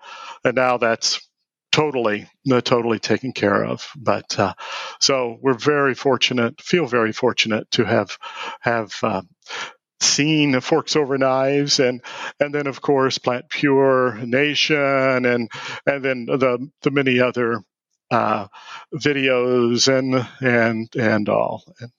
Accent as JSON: {"language": "English", "town": "Evansville", "region": "Indiana", "country": "United States", "also_born_or_lived": "New York City / Los Angeles", "said": "I'm actually from Evansville, Indiana. I'm from Indiana, although we have lived from New York City to Los Angeles and a number of places in between."}